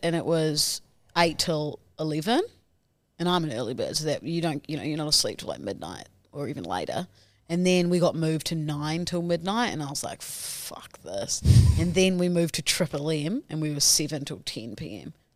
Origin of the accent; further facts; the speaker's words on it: New Zealand; now in Australia; I'm from New Zealand